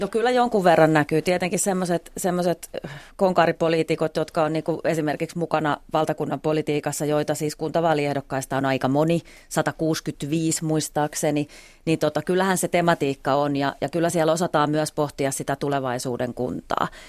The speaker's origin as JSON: {"language": "Finnish", "region": "Eastern Finland", "country": "Finland", "said": "meillä Itä-Suomessa"}